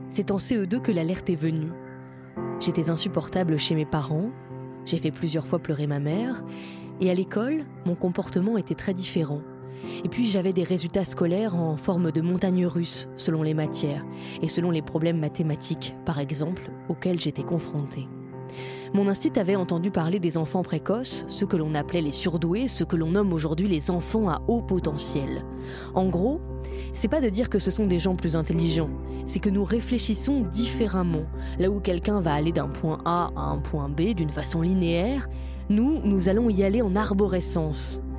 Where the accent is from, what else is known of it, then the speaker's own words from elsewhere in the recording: Orange, Provence-Alpes-Côte d'Azur, France; also born or lived in Marseille; j'ai 23 ans, je suis né à Marseille mais j'ai grandi à Orange.